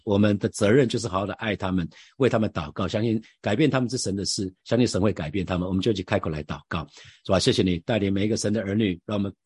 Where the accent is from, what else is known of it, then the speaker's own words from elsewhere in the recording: Taiwan; 我们台湾人基本上真的是，呃，儒家思想充分发挥在台湾这块土地